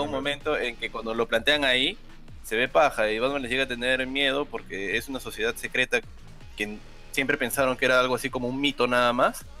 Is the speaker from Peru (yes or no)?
yes; Peru; obvio que soy peruano